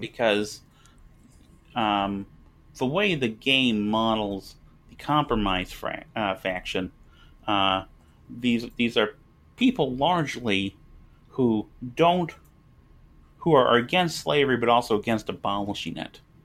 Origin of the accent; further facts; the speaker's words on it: United States; I live in America. I'm, I'm an American.